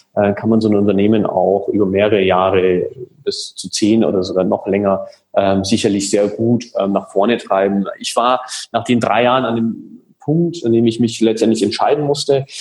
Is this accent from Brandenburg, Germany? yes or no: no; Munich, Bavaria, Germany; also born or lived in Hanover; bin in München aufgewachsen